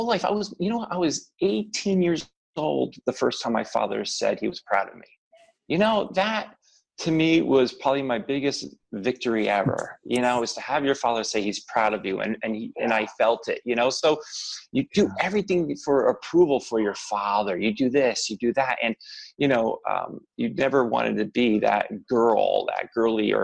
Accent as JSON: {"language": "English", "region": "New Jersey", "country": "United States", "tie": "born or raised there", "said": "being brought up in Jersey"}